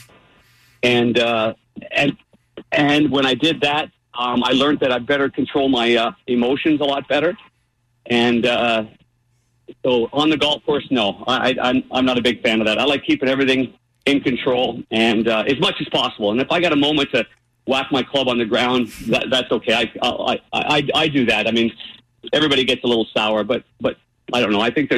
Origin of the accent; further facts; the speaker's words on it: Midwest, United States; now in St. Louis, United States; when I came from the Midwest where we all had bent grass, where you can take a big divot in the fairway